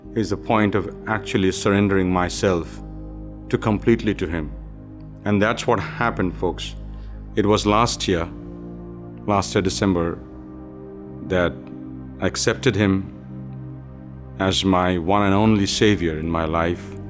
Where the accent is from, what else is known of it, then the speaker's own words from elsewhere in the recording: India; moved away; Being born and raised in India into a mixed belief of Hindu religion and communist belief